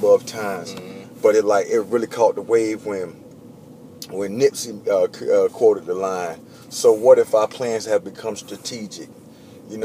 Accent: Winter Park, Florida, United States; Winter Park, Florida, man. City right outside of Orlando.

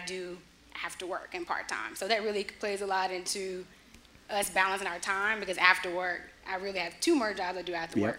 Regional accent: Creedmoor, North Carolina, United States; also born or lived in Charlotte, North Carolina; I'm from Creedmoor, North Carolina born

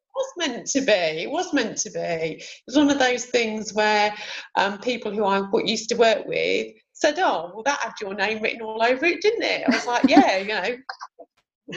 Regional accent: Sheffield, Yorkshire and the Humber, United Kingdom; moved away as an adult; now in Canterbury, United Kingdom; I live in Canterbury. I'm originally from Sheffield and moved down to Kent about 25, 26 years ago

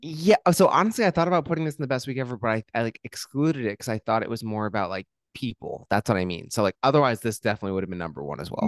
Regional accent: Hillsborough, New Jersey, United States; I'm from Hillsboro

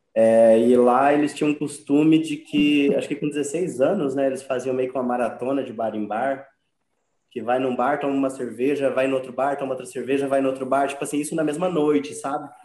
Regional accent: Brazil; enquanto brasileira

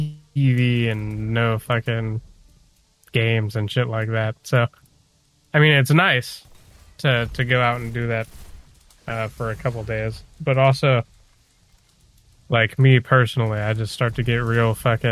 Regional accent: Michigan, United States; At least I'm from Michigan.

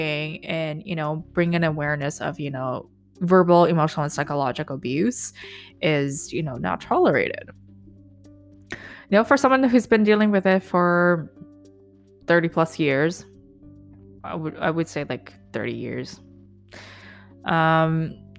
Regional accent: Vancouver, British Columbia, Canada; also born or lived in Hong Kong; when I moved from Hong Kong to back to Vancouver, so when I was 10, maybe

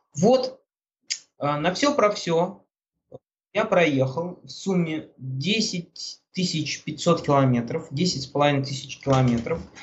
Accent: Russia; now in Moscow, Russia; я из России, я из самого Магадана еду

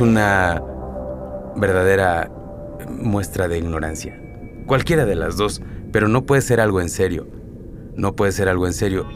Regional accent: Oaxaca, Mexico; como mexicano, como oaxaqueño

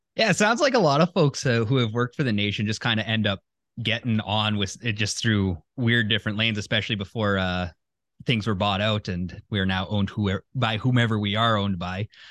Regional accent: Alberta, Canada; moved away as an adult; now in Winnipeg, Canada; I grew up in Alberta and, uh, moved out to Winnipeg, well, out to Manitoba six and a half years ago now.

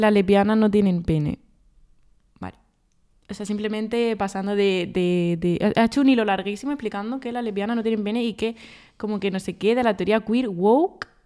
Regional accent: Andalusia, Spain; mi tierra

